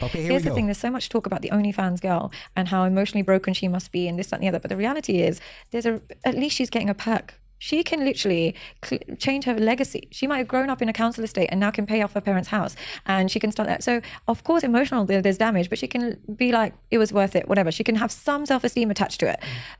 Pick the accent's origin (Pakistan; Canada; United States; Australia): Pakistan; That's no offense when I say India. I'm from Pakistan.